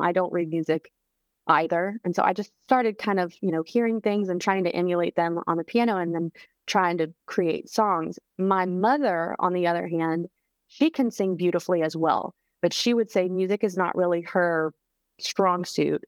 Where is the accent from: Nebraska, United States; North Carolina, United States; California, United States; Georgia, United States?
North Carolina, United States; Charlotte; now in Nashville, United States; my hometown of Charlotte